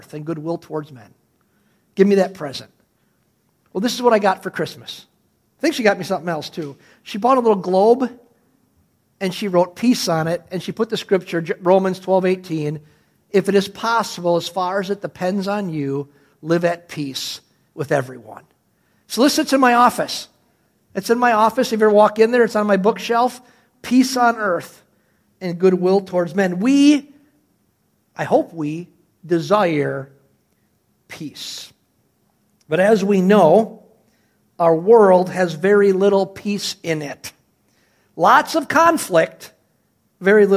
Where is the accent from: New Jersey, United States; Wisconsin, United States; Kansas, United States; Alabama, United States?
Wisconsin, United States; Cedarburg; as a little boy, growing up in Cedarburg, Wisconsin